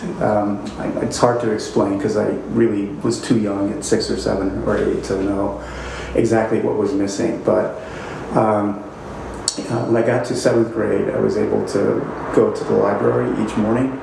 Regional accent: East St. Louis, Illinois, United States; I grew up in East St. Louis, Illinois, which was a city that was sort of 99% African-American

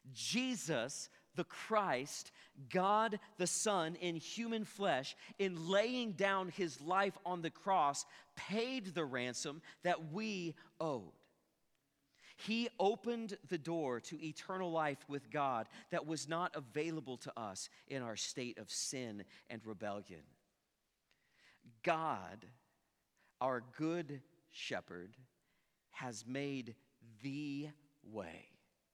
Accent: Ponca City, Oklahoma, United States; moved away; I'm originally from Ponca City, and if you've ever been to Ponca City, you know there's not a lot there.

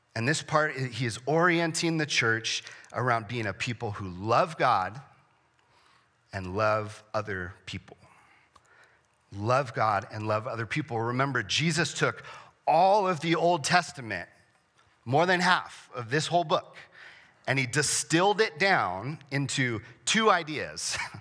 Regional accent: San Diego, California, United States; I grew up in San Diego

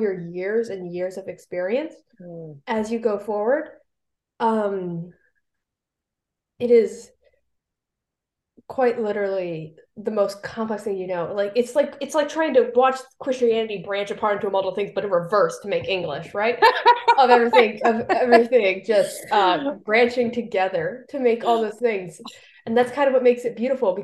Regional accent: Hawaii, United States; moved away; I grew up in Hawaii for a lot of my younger years

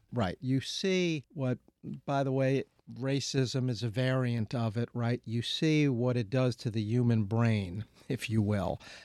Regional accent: New York, United States; I'm growing up in New York State

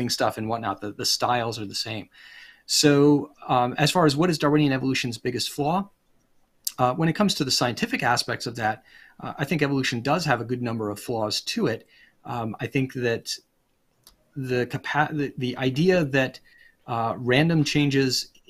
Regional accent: Rhode Island, United States; also born or lived in Pennsylvania; now in Virginia, United States; I come originally from Rhode Island and I live in Virginia. I've lived in Pennsylvania.

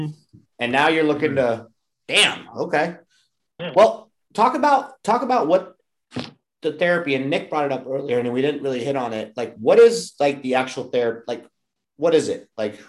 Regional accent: Germany; moved away; I grew up in Germany, and they have like horse meat.

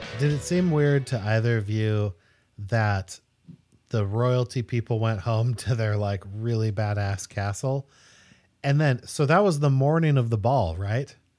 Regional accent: Spokane, Washington, United States; also born or lived in Eugene, Oregon; I was born in Eugene, but I grew up in Spokane, Washington

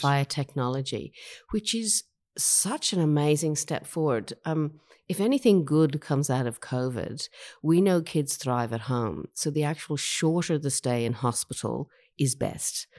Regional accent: Ireland; moved away as an adult; also born or lived in Sydney, Australia / Mount Fairy, New South Wales; now in Australia; I was born in Ireland, um, but I've been in Australia for over thirty years.

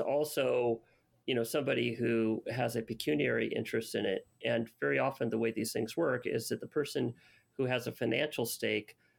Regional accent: Los Angeles, California, United States; I grew up in Canoga Park, California

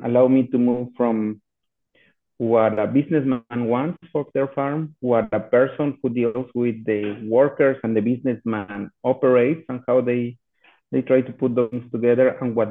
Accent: Mexico City, Mexico; moved away as an adult; also born or lived in Austin, Texas; I'm born and raised in Mexico City. I literally grew on top of pavement and playing soccer on the streets

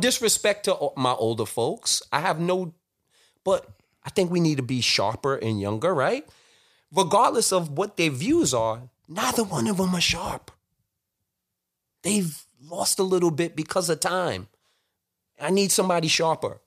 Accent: New York City, New York, United States; I grew up in Flatbush, Brooklyn

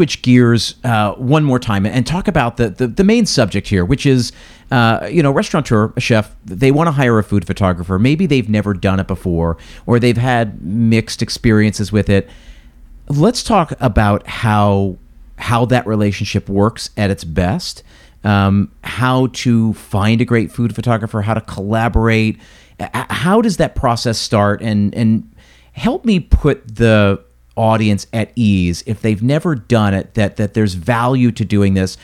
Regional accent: United States; my view as an American

